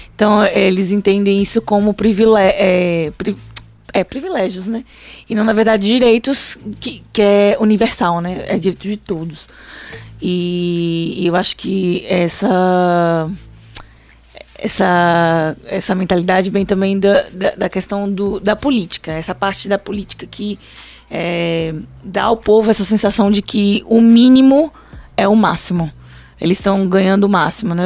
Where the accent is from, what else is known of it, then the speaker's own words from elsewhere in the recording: Brazil; eu sou brasileira